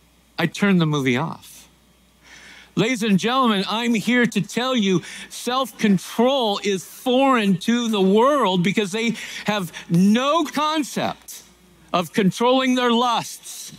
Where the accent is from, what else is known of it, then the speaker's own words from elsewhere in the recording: Centralia, Washington, United States; moved away; growing up in Centralia, Washington